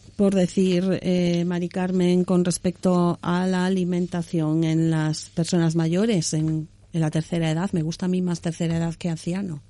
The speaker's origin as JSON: {"language": "Spanish", "region": "Galicia", "country": "Spain", "said": "yo soy gallega"}